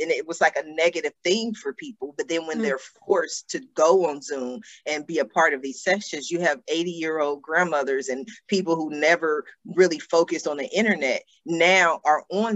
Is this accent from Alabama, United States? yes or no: no; Columbus, Ohio, United States; now in Los Angeles, United States; I grew up in Columbus, Ohio, and our home was surrounded by trees on just about every side